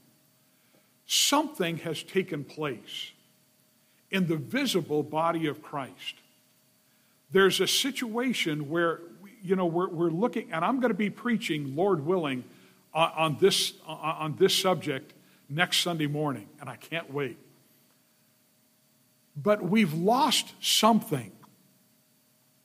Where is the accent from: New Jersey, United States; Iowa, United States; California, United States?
California, United States; Los Angeles; I grew up in the San Fernando Valley